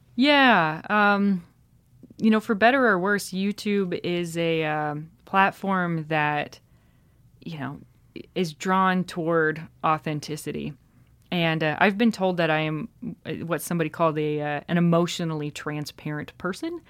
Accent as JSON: {"language": "English", "region": "South Dakota", "country": "United States", "tie": "born or raised there", "moved": "yes", "lives_now": "Chicago, United States", "said": "I grew up in South Dakota"}